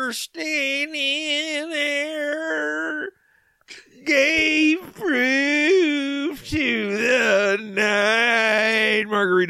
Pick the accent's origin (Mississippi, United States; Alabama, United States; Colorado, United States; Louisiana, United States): Alabama, United States; Mobile; Yeah, and I'm from Mobile, Alabama, but that's a big Mardi Gras American community